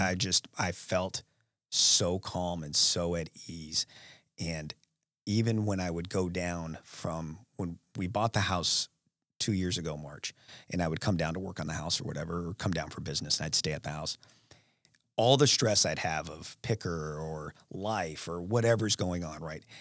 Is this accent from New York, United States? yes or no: no; Alaska, United States; now in Ohio, United States; I'm from Alaska